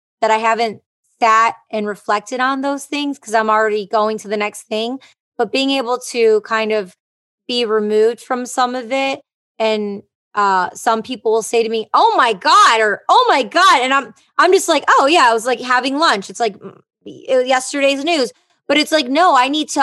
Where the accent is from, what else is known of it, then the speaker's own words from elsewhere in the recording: Detroit, Michigan, United States; moved away as an adult; I am from Detroit, Michigan